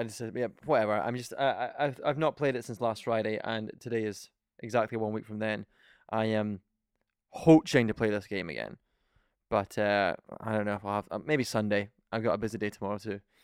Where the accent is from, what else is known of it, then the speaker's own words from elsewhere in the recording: Scotland, United Kingdom; We're from Scotland